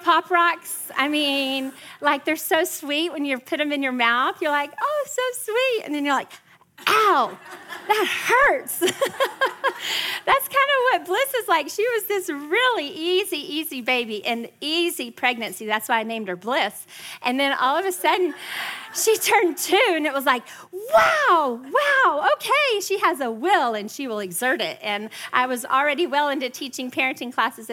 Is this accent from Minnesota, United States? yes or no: no; West Texas, United States; now in Frisco, Texas, United States; I'm not just from Texas, I'm from West Texas